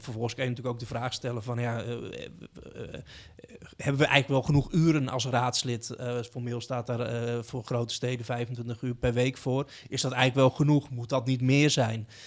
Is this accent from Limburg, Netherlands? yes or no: no; Utrecht, Netherlands; ik kom uit Utrecht